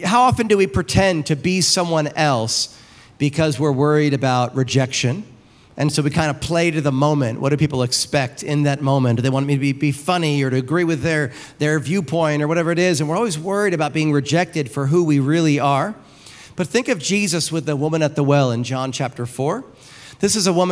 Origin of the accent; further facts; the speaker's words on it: New York, United States; now in Wildomar, United States; I'm from New York